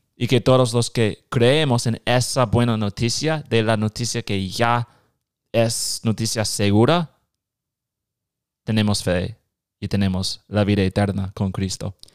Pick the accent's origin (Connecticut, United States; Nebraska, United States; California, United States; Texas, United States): Nebraska, United States; Spanish is a second language; also born or lived in Guatemala; Soy de Nebraska